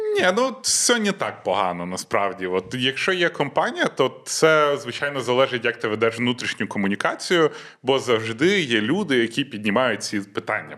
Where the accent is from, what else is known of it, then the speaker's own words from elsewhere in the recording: Western Ukraine, Ukraine; в мене, по-перше, Західна Україна, так. і там дуже багато суржика, бо Польща рядом